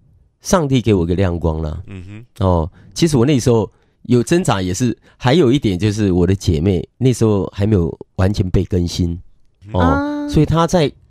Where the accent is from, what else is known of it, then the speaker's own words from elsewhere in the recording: northern Taiwan, Taiwan; 我是北部人